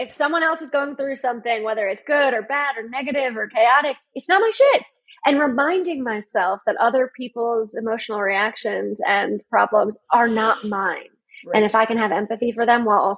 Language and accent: English; Connecticut, United States; now in Baltimore, United States; I'm from Connecticut